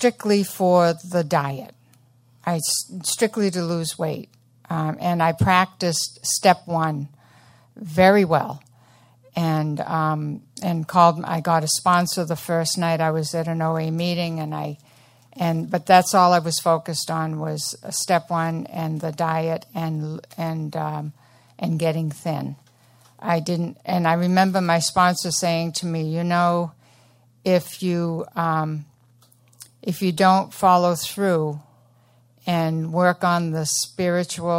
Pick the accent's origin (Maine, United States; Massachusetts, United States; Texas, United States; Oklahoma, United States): Maine, United States; Portland; Portland is my hometown. I grew up in just down the street on Middle Street